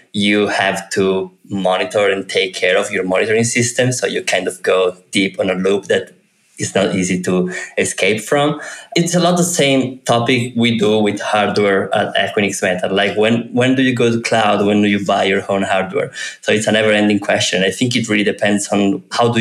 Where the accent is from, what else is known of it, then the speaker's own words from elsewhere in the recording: Turin, Piedmont, Italy; I'm from Italy, and I'm from Turin, from the Alps, really close to the Alps